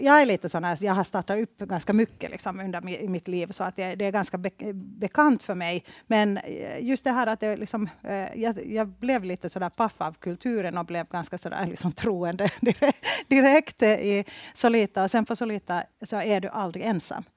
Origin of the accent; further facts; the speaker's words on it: Helsinki, Uusimaa, Finland; moved away as an adult; now in Stockholm, Sweden; jag är ursprungligen från Finland, från Helsingfors